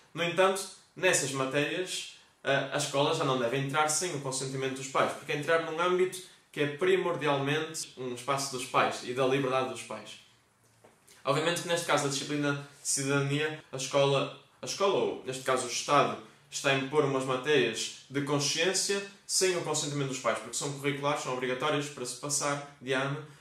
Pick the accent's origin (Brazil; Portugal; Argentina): Portugal; Vila Nova de Famalicão, Norte; Famalicão, minha terra